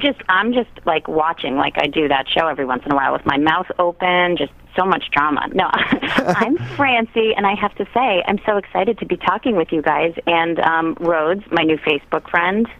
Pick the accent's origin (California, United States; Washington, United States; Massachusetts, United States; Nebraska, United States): Massachusetts, United States; Quincy; also born or lived in New York; now in Boston, United States; I'm from Quincy originally.